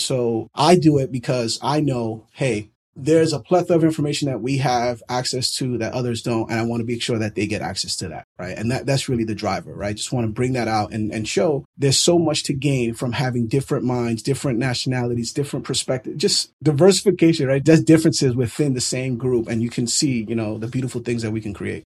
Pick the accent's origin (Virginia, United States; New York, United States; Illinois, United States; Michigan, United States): New York, United States; New York City; born and raised in New York City